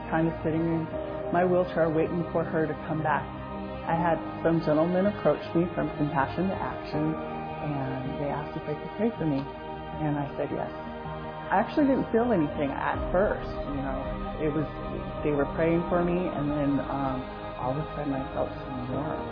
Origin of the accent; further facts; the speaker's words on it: Salem, Oregon, United States; now in Corvallis, United States; I was born in Salem, Oregon, and I'm currently living in Corvallis, Oregon.